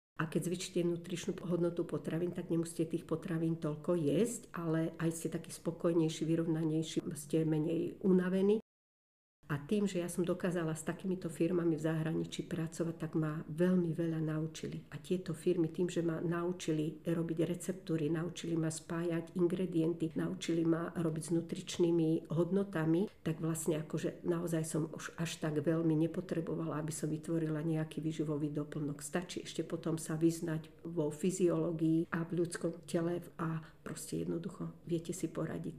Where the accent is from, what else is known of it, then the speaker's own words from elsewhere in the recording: Žilina, Žilina Region, Slovakia; moved away as an adult; now in Nové Mesto nad Váhom, Slovakia; Ja som Žilinčanka